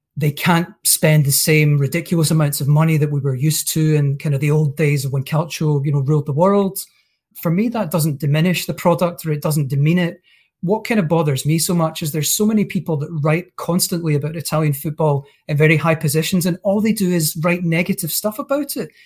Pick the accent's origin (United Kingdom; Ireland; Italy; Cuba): United Kingdom; Scotland; as a Scot